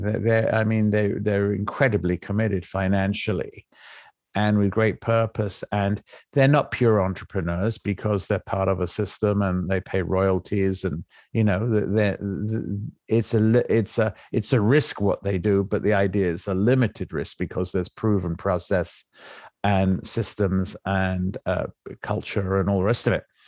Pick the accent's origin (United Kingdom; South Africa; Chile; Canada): United Kingdom; England; moved away; I came from England, right? I'm English